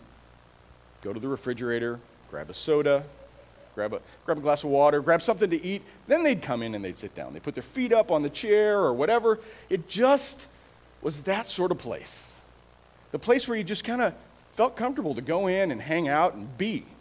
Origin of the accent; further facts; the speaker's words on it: Iowa, United States; now in San Antonio, United States; I was born and raised in Iowa